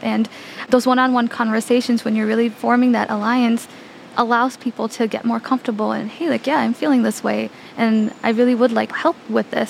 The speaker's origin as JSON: {"language": "English", "town": "Chicago", "region": "Illinois", "country": "United States", "tie": "born or raised there", "said": "I was raised in the Chicagoland area and I completed all of my schooling here"}